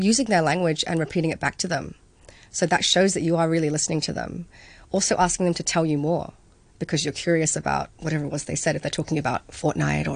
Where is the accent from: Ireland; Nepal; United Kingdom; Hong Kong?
Hong Kong; having grown up here